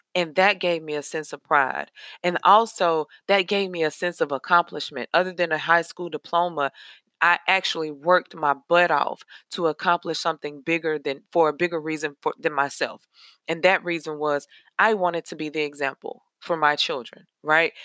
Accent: Nashville, Tennessee, United States; I am from Nashville, Tennessee. I'm a Nashville native.

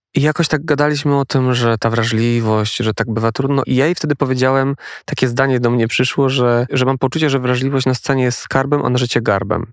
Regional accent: Poland; accent: góral; now in Warsaw, Poland; jestem ze wsi a jestem ze wsi. Ja małej też. wioski góralskiej

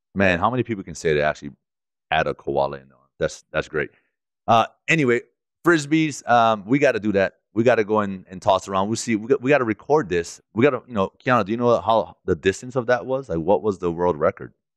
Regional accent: Hawaii, United States; growing up in Hawaii

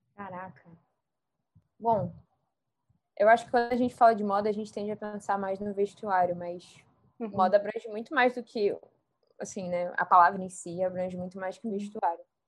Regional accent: Rio de Janeiro, Brazil; accent: chiando; eu sou carioca.

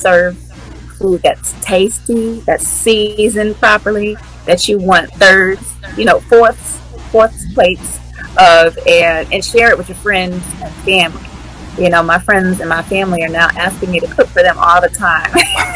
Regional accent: Washington, District of Columbia, United States; moved away; I am from the Washington, D.C. area. And so usually around the holidays, I come back home

